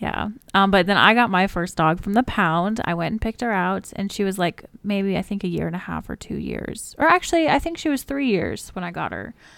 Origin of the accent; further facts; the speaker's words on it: Alaska, United States; I was born in Alaska